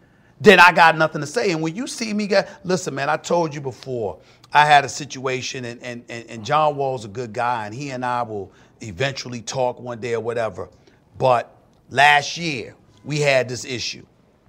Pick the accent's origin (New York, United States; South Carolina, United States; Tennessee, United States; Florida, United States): New York, United States; Hollis; I'm not trying to get into no fight or nothing like that, but I am from Hollis, Queens.